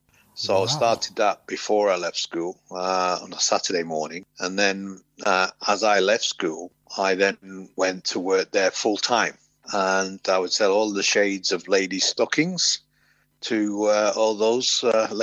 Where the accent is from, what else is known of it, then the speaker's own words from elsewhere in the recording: Oldham, North West England, United Kingdom; moved away as an adult; also born or lived in Cheetham Hill, Manchester; now in London, United Kingdom; I grew up until I was about 8 years old in Cheetham Hill, Manchester. And then from 8 until 19 in Oldham, just outside